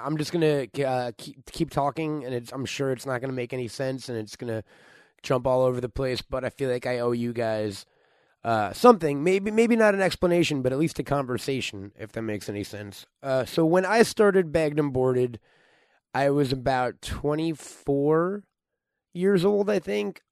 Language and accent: English; New York, United States; moved away as an adult; now in Los Angeles, United States; I'm from New York. I moved out here to try to work in the film or entertainment business